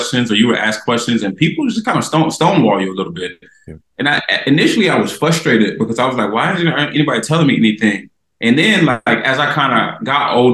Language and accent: English; Myrtle Beach, South Carolina, United States; moved away; Born and raised in Myrtle Beach, South Carolina, near the coast